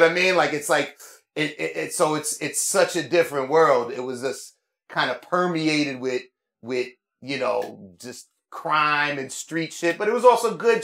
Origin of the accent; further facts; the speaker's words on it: New York City, New York, United States; also born or lived in Queens, New York; I grew up in Manhattan. I grew up on the Upper West Side okay. of Manhattan, a little bit in West Harlem